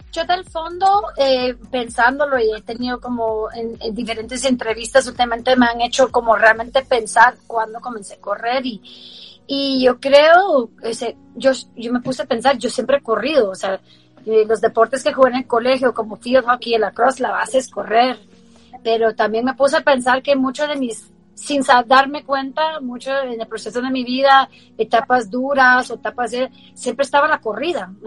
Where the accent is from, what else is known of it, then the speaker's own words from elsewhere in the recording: Baltimore, Maryland, United States; yo crecí en Baltimore